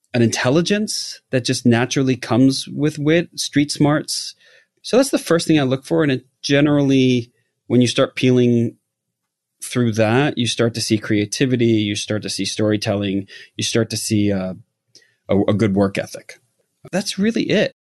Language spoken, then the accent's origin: English; New York, United States; now in Los Angeles, United States; I grew up in New York